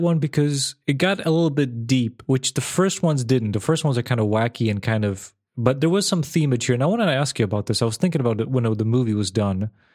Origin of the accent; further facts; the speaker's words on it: Serbia; moved away as an adult; I was born and raised in Serbia for eighteen